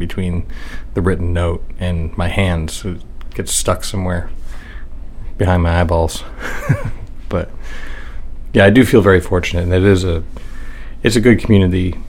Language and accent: English; York, Maine, United States; also born or lived in Dover, New Hampshire; I'm actually from Cape Neddick, which is just south of Ogunquit. So Cape Neddick, even though it has its own post office, went to the York school system